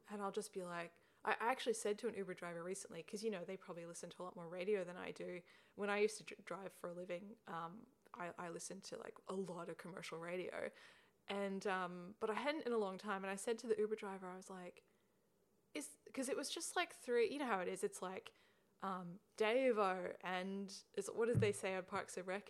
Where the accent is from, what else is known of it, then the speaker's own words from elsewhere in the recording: Perth, Western Australia, Australia; now in Melbourne, Australia; I'm from Perth yeah. originally